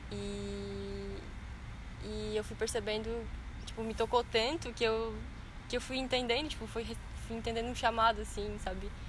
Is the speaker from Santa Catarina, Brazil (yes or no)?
yes; Meleiro, Santa Catarina, Brazil; born there; also born or lived in Maracajá / São Paulo / Araranguá; nasci no Meleiro, morei no Maracajá